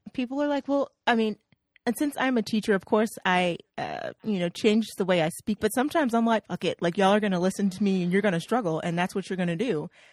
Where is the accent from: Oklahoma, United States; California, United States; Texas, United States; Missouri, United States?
Oklahoma, United States; I'm from Oklahoma